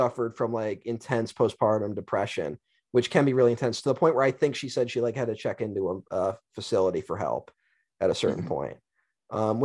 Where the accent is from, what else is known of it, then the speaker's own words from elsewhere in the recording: Syracuse, New York, United States; filmed in my hometown